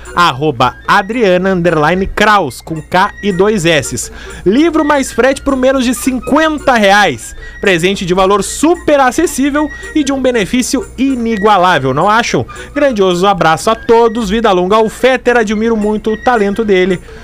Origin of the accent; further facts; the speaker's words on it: Porto Alegre, Rio Grande do Sul, Brazil; eu me criei na Intercap, Zona Leste, aqui de Porto Alegre